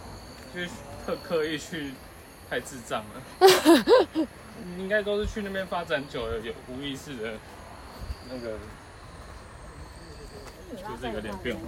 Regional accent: Taiwan; 我相信中国 {S1} 中国人也觉得我们台湾人听的中国腔跟他们自己听的不一样。

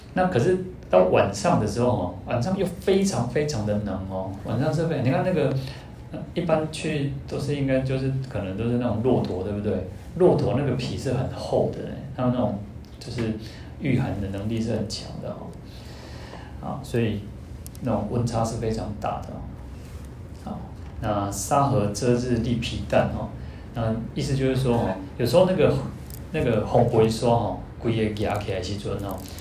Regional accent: Taiwan; 我们在，在台湾出生

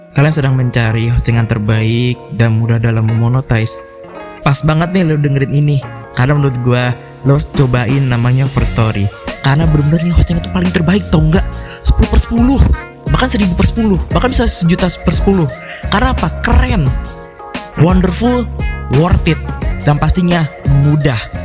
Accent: Tangerang, Banten, Indonesia; moved away; kota gua sendiri, kota Tangerang

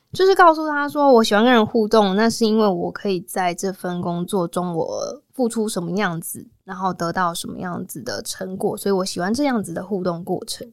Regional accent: Kaohsiung, Taiwan; moved away as an adult; also born or lived in New Taipei; 其实我是高雄的孩子嘛，所以就想说不要离家太远

